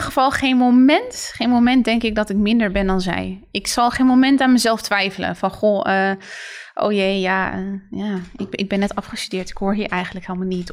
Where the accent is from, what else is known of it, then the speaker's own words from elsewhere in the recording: Netherlands; zijn we wel in Nederland geboren.